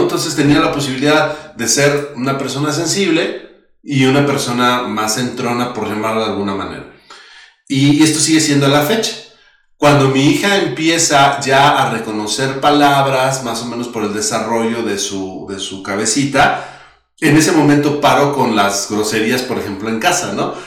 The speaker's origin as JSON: {"language": "Spanish", "country": "Mexico", "said": "somos mexicanos"}